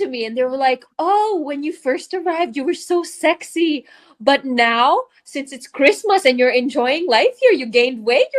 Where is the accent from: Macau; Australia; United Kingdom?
Macau; moved away as an adult; now in Malta; I'm from Macau. Born and raised, half Filipino, half Portuguese. So yes, like Yasmin and Pajella, yes, I'm also half Filipino. What else? Grew up in Macau, studied hospitality.